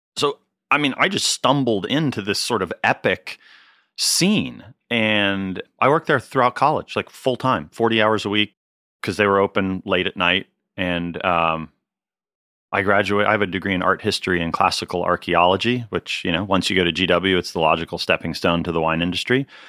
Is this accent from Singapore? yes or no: no; Pittsburgh, Pennsylvania, United States; moved away as an adult; also born or lived in Cornas, France / Washington, D.C.; now in California, United States; I grew up in Pittsburgh, Pennsylvania